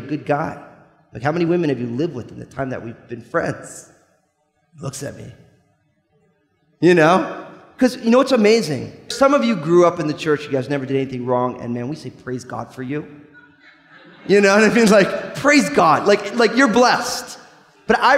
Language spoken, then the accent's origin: English; New Jersey, United States; I'm from New Jersey, so I can get away talking that way